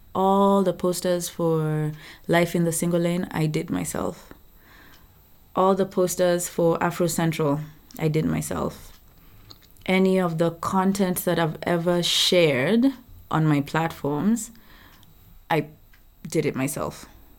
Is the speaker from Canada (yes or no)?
no; Sweden; English is a second language; I'm from Sweden.